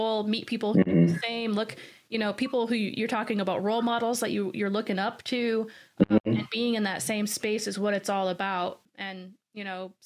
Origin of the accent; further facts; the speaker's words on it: Washington, United States; The reason why I'm from Washington State is because my grandfather